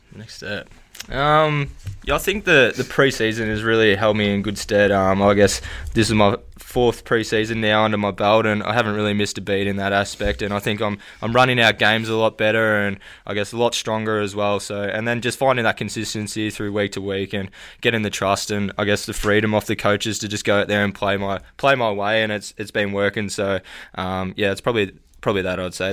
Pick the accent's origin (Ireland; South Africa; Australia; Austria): Australia; Wensleydale, Victoria; moved away; also born or lived in Winchelsea; I'm from the country originally, so um, out near Geelong Way. It's a place called Wensleydale.